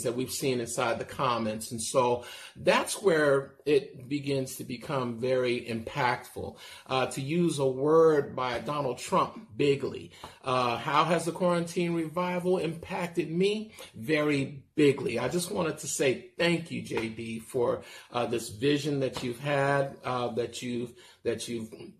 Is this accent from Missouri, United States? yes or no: no; Castro Valley, California, United States; I'm from Castro Valley